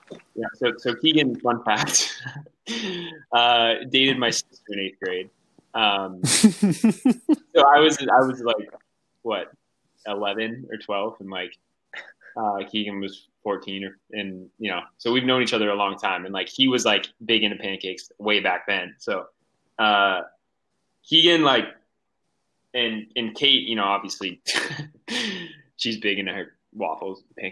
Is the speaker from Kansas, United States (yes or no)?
no; Durango, Colorado, United States; growing up in Durango